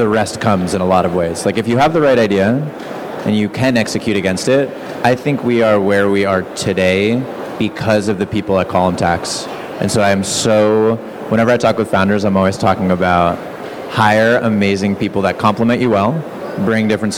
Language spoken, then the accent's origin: English; Massachusetts, United States; moved away; also born or lived in Bay Area, California; I grew up in Massachusetts